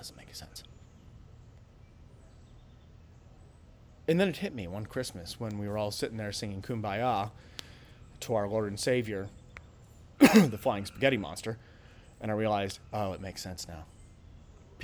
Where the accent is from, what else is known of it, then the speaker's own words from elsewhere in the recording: United States; And I'm an American. I speak English.